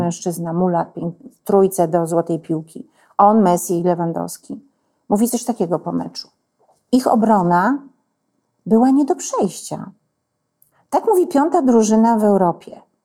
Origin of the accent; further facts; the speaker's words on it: village next to Truskolasy, Silesian Voivodeship, Poland; moved away; ja jestem z wioski obok. I mnie to wszystko ustawia. To jest mój świat